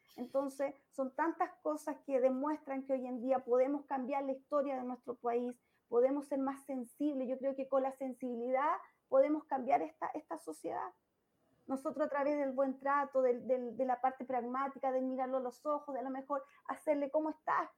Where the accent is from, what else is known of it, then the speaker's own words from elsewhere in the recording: Chillán, Ñuble, Chile; en mi ciudad natal